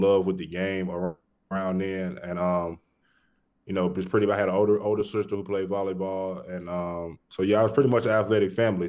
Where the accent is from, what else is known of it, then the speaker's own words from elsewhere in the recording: Birmingham, Alabama, United States; Originally from Birmingham, Alabama